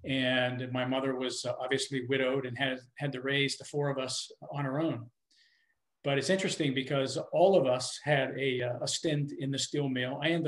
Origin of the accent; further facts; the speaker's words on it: Pittsburgh, Pennsylvania, United States; now in North Carolina, United States; So I'm originally from Pittsburgh, Pennsylvania, actually. I live in North Carolina now. My parents were Italian immigrants